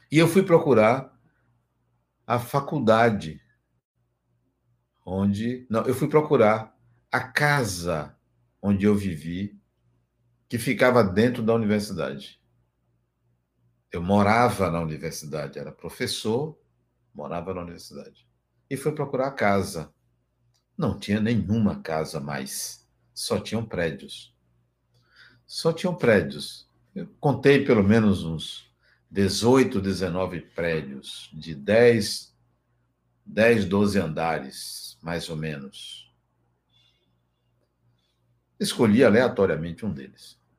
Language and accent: Portuguese; Ashfield, Massachusetts, United States; born there; also born or lived in Leipzig, Germany; Fui ao estado de Massachusetts, Massachusetts, fui à cidade onde nasci, Ashfield, fui à prefeitura, busquei registros, busquei informações